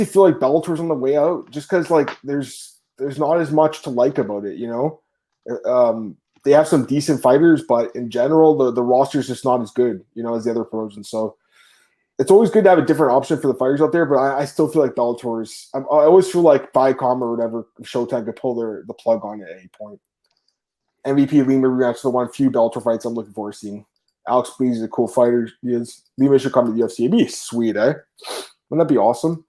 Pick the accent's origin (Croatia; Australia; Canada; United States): Canada; I'm Canadian